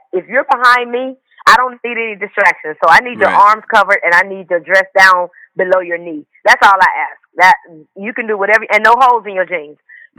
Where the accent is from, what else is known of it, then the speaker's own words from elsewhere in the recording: Atlanta, Georgia, United States; So I grew up in the city of Atlanta in a little area called Pool Creek. It wasn't the best